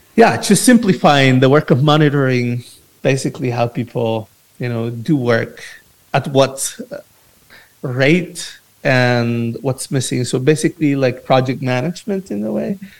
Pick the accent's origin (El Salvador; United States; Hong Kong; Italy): El Salvador; I am from El Salvador, but I, I work with you know different initiatives in different parts